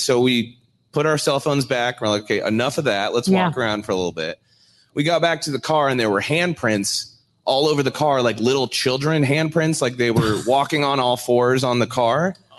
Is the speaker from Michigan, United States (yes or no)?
no; Omaha, Nebraska, United States; Omaha, Nebraska, yeah.